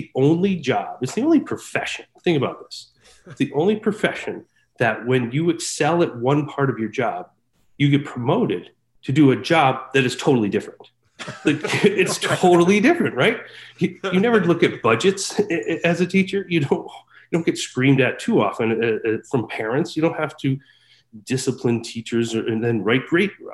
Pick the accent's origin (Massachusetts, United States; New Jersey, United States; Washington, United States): Massachusetts, United States; also born or lived in Pittsfield, Massachusetts / Springfield, Massachusetts / Boston, Massachusetts; I am from Massachusetts, and I work in Leicester, Massachusetts